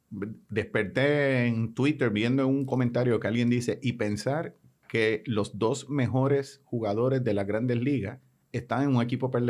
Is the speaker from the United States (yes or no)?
yes; California, United States; Y yo soy californiano.